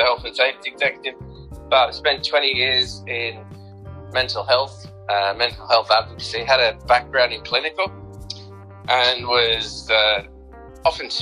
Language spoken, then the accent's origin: English; Australia; moved away as an adult; now in Liverpool, United Kingdom; I'm originally from Australia, so I'm an adopted Scouser.